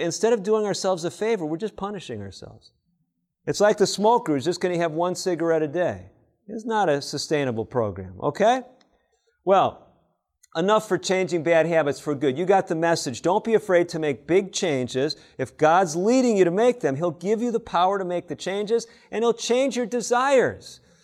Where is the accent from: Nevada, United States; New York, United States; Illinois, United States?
Illinois, United States; Chicago; when I was growing up in Chicago